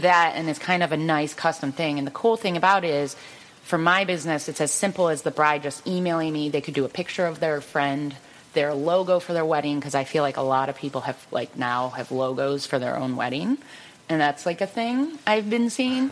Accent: Cleveland, Ohio, United States; born and raised in Cleveland

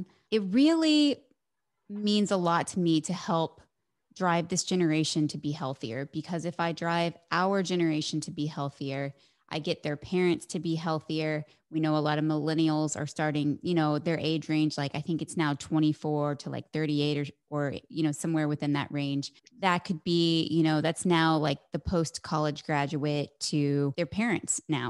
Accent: Midwest, United States; born or raised there; moved away

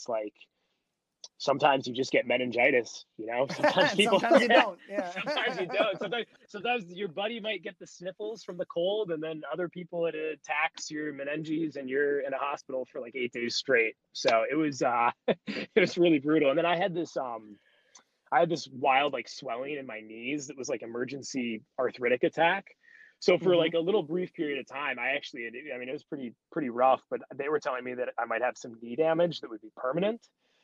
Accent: United States; as an American player

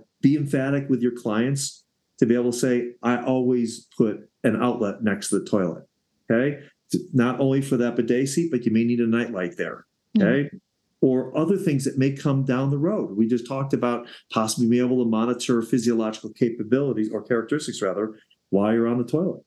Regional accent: Evanston, Illinois, United States; now in Colorado, United States; I live in Evanston, Illinois, my hometown that I grew up in for years

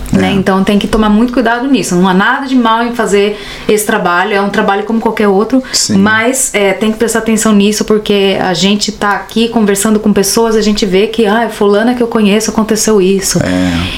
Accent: Brazil; moved away as an adult; now in Berlin, Germany; eu sou brasileira

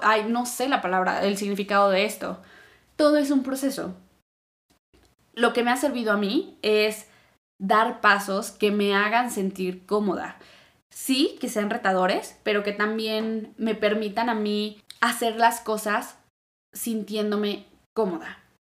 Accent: Mexico; yo ya salí de México, ya estuve viajando

